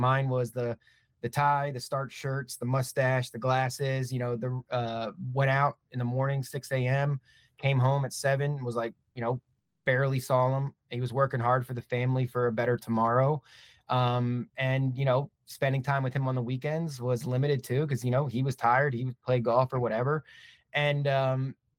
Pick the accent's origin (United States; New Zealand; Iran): United States; Maryland; moved away as an adult; also born or lived in Philadelphia, United States / Brooklyn, New York, United States; now in Dallas, United States; born and raised in Maryland, went to school in Philly, lived in Brooklyn for about 5 years